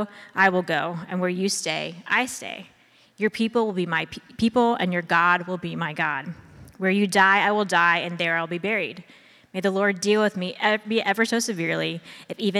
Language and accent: English; Ohio, United States; I am from Ohio, I did not grow up on a farm. I grew up in the suburbs